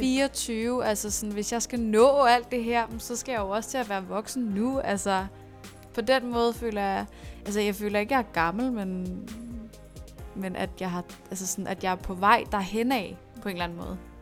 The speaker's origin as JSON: {"language": "Danish", "town": "Næstved", "region": "Zealand", "country": "Denmark", "moved": "yes", "lives_now": "Copenhagen, Denmark", "said": "nu kommer jeg fra Næstved"}